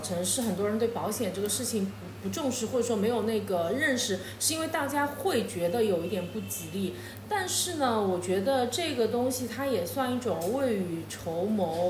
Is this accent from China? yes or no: yes; China; 我们大陆这边好像，特别我们这小城市